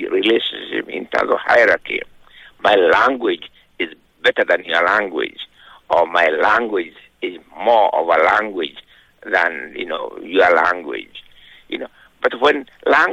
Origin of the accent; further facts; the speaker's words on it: Kenya; I was born in 1938 in Kenya